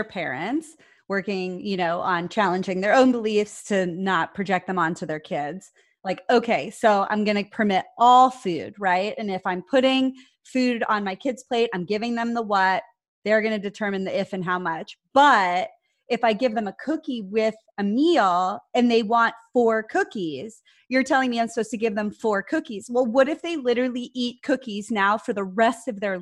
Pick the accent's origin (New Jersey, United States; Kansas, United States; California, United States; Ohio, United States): Ohio, United States; I'm Italian, I'm from Ohio